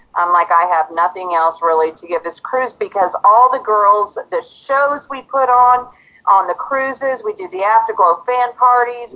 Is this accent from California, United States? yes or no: no; Auburn, Washington, United States; I'm from Auburn, Washington